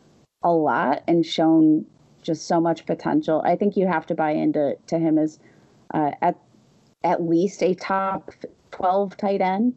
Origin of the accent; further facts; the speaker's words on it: Pittsburgh, Pennsylvania, United States; The Pittsburgh Steelers, my hometown team here.